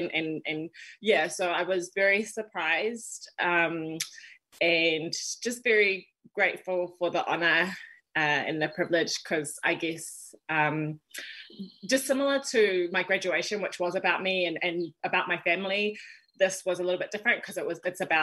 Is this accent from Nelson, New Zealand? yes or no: no; Wellington, New Zealand; moved away as an adult; now in Auckland, New Zealand; born and raised in Wellington, New Zealand